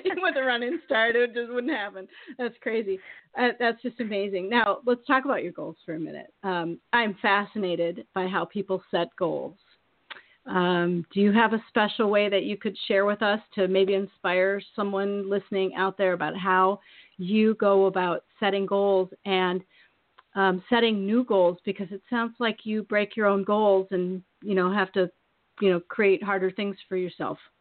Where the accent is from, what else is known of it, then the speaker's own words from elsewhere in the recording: Eastern Iowa, United States; now in Maine, United States; I'm from Iowa, and I was raised in Iowa, and I'm from Eastern Iowa